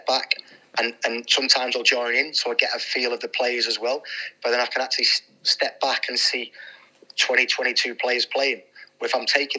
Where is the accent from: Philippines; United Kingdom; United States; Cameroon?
United Kingdom; Manchester, North West England; When I was growing up in the late 80s, early 90s, we're living on council estates in Manchester